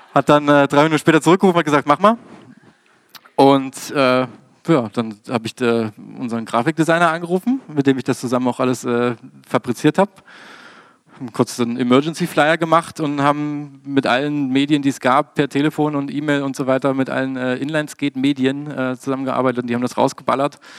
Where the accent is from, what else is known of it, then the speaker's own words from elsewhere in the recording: Dresden, Saxony, Germany; in meiner Heimatstadt Dresden